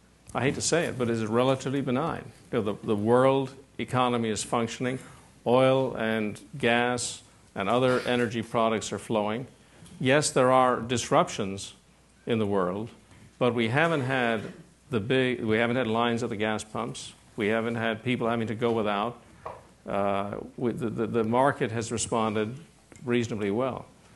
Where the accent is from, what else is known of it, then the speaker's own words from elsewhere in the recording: Ireland; Like, I come from Ireland, but it's a small little place.